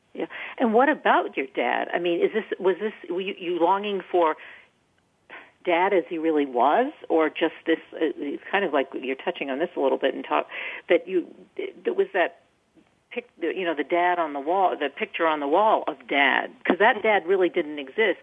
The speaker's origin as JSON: {"language": "English", "region": "Maine", "country": "United States", "tie": "born or raised there", "moved": "yes", "said": "I'm from Maine originally"}